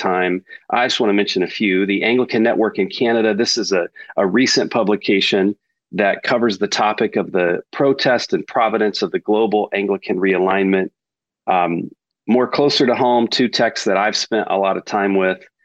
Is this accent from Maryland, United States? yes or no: no; Texas, United States; accent: Texas; my Texas accent